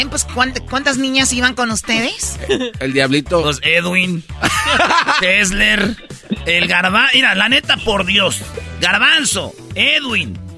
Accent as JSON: {"language": "Spanish", "town": "Monterrey", "region": "Nuevo León", "country": "Mexico", "said": "soy de Monterrey"}